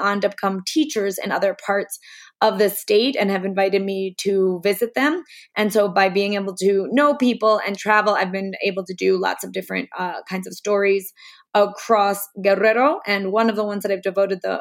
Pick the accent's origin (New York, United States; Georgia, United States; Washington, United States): New York, United States; New York City; moved away as an adult; now in Mexico; I'm originally from New York City, and I've been living and working in Mexico for the past 10 years